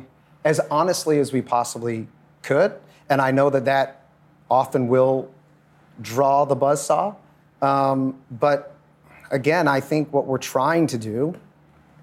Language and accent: English; United States; I'm American